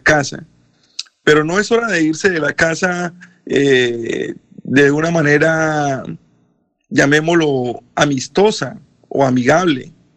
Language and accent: Spanish; Colombia; now in United States